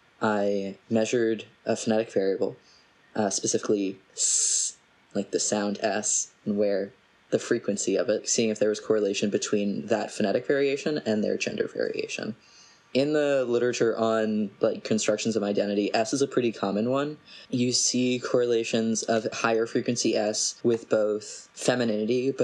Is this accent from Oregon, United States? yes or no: no; New Jersey, United States; I'm from New Jersey